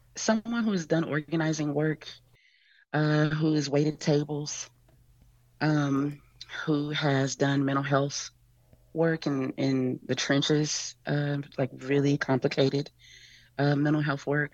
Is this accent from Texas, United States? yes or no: yes; Texas, United States